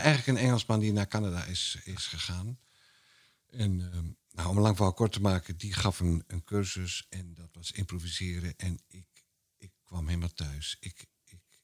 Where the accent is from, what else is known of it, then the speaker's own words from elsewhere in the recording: Twente, Overijssel, Netherlands; ik kom uit Twente